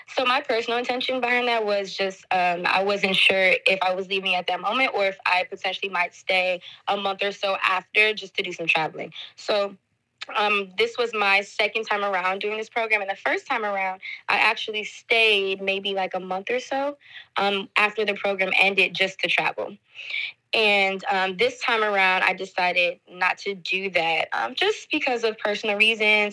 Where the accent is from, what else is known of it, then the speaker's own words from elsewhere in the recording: Detroit, Michigan, United States; moved away as an adult; also born or lived in Washington, D.C. / France; I am originally from Detroit, Michigan